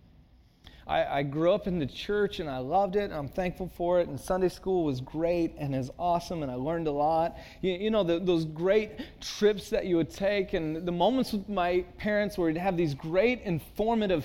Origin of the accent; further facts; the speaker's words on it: Santa Cruz, California, United States; moved away as an adult; also born or lived in Texas / Chicago; I grew up in Santa Cruz